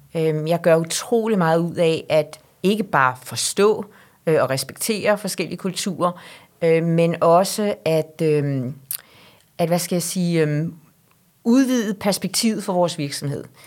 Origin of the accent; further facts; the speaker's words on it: Denmark; os som danskere